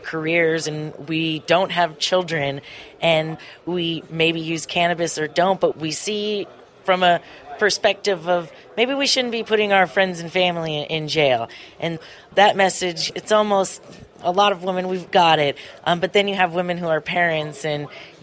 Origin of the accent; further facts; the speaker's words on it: Ventura County, California, United States; I grew up in Ventura County